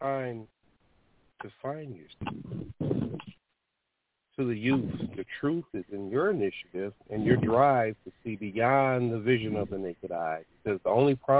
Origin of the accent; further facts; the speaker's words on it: Detroit, Michigan, United States; what it was like through my eyes growing up in Detroit